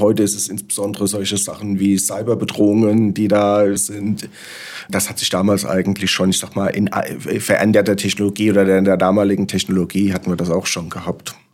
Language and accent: German; Frankfurt am Main, Hesse, Germany; als gebürtiger Frankfurter